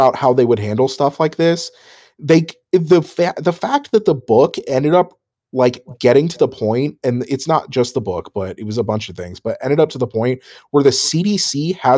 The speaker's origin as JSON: {"language": "English", "town": "Phoenix", "region": "Arizona", "country": "United States", "tie": "born or raised there", "said": "I grew up in Phoenix"}